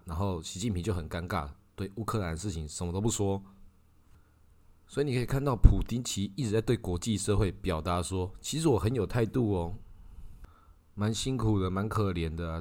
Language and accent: Chinese; Taiwan; 至少以我们台湾人体感